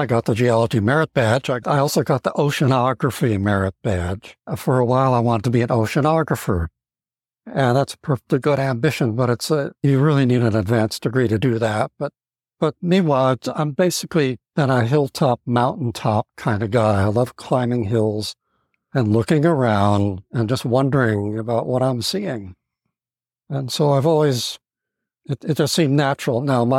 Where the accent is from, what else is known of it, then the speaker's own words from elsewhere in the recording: California, United States; also born or lived in Maryland, United States / New Hampshire, United States / New York, United States; I'm basically a Californian, but I was raised in the East. I've lived in Maryland. I've lived in New Hampshire. I've lived in New York